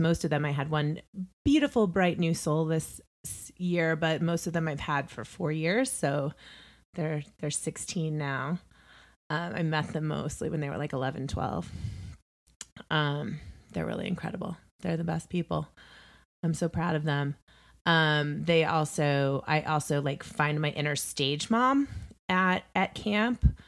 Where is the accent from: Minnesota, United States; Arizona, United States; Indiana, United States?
Indiana, United States; moved away; also born or lived in New York; I hail from the Hoosier State